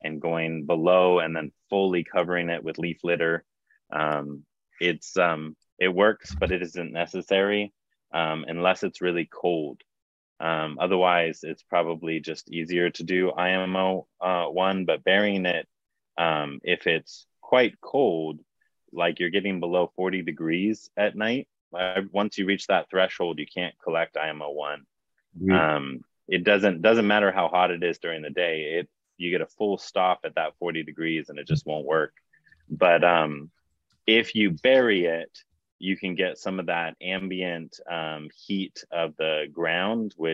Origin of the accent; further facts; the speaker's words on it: Hawaii, United States; I grew up in Hawaii